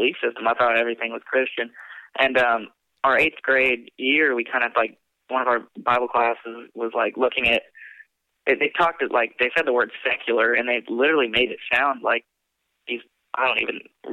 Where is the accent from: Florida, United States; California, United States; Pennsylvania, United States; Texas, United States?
Texas, United States; I was raised in Texas